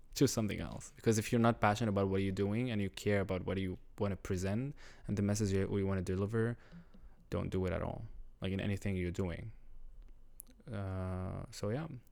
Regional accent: Syria; first language Arabic; English is a second language; moved away as an adult; now in Montreal, Canada; I'm Syrian. I just immigrated here, like, five years ago as a refugee because of the war.

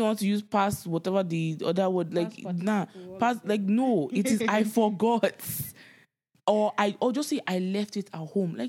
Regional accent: Nigeria; Growing up in Nigeria, generator, the whole process of...

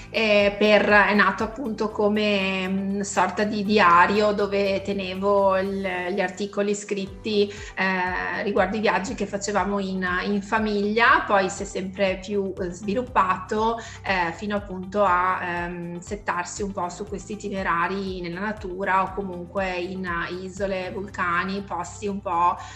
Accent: Vicenza, Veneto, Italy; io sono di Vicenza, eh, cittadina del Veneto

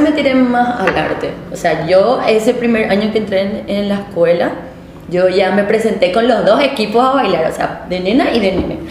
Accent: Villa Elisa, Central, Paraguay; moved away as an adult; now in Asunción, Paraguay; yo realmente nací en Asunción, o sea, viví en esa zona donde estaba antes, que era la casa de mi abuela, ¿verdad? Entonces yo vivía ahí, viví hasta los 5 años, después me mudé a Villa Elisa

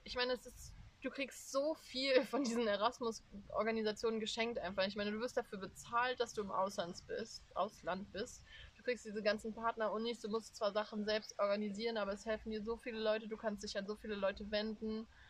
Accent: Germany; dass ich in Deutschland aufgewachsen bin

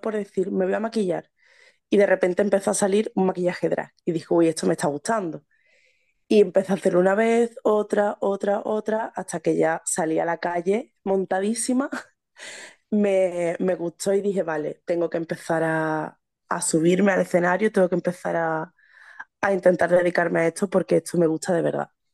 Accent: Seville, Andalusia, Spain; soy de Sevilla

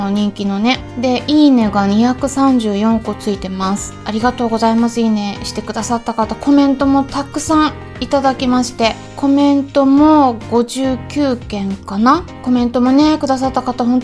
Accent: Hokkaido, Japan; born there; also born or lived in Hong Kong; まあ北海道生まれなんですけれどもね第二の故郷ということで香港に4年間おりましてで一応帰国子女なんですね

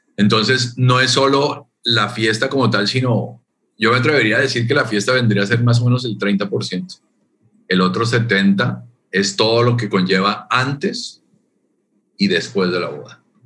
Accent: Colombia; moved away as an adult; also born or lived in Canada / Toronto, Canada; now in Mérida, Mexico; mi origen, soy de Colombia, nací en Colombia y de ahí me fui a vivir a Canadá 10 años

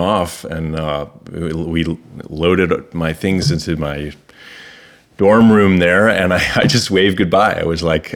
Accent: Farmington, Connecticut, United States; moved away as an adult; also born or lived in Boston, Massachusetts; now in Berlin, Germany; I was born and raised in Farmington, Connecticut, central Connecticut

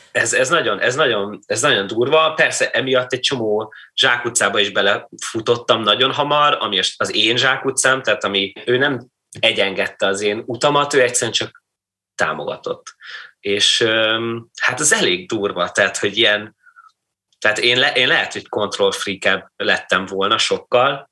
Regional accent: Kaiserslautern, Rhineland-Palatinate, Germany; moved away; én lényegében félig meddig a színházban nőttem föl, a Falc Theaterben, ami egy regionális, sőt, ilyen nemzet, nemzeti szinten is elég, elég, elég jól működő színház volt Kaiserslauternben

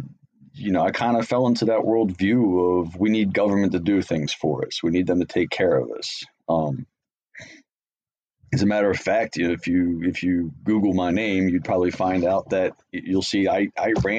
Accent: Baltimore, Maryland, United States; I grew up in Baltimore

